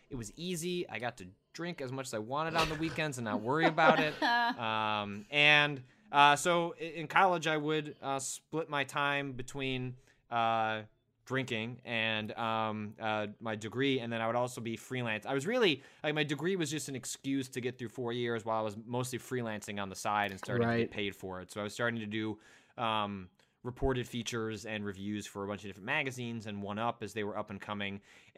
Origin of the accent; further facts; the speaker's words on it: Illinois, United States; I grew up in the Chicago suburbs.